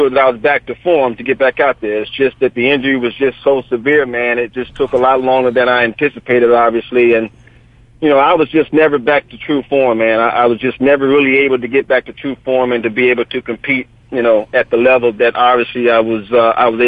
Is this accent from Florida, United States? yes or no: yes; Clearwater, Florida, United States; moved away as an adult; now in New Jersey, United States; I'm originally from Clearwater, Florida, man. And I graduated high school in 1982.